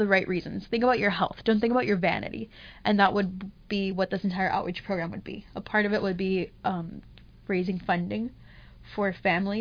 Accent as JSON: {"language": "English", "town": "Miami", "region": "Florida", "country": "United States", "tie": "born or raised there", "moved": "yes", "said": "I grew up in Miami"}